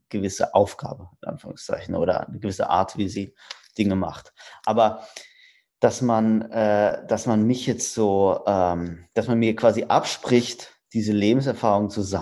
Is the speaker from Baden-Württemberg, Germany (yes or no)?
yes; Rastatt, Baden-Württemberg, Germany; ich komme aus Rastatt. Das ist zwischen Karlsruhe und Baden-Baden.